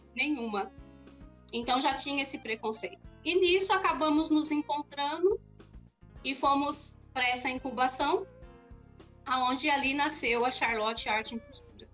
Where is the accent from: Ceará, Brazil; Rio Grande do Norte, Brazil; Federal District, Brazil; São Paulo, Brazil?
São Paulo, Brazil; São Bernardo do Campo; Eu sou aqui de São Bernardo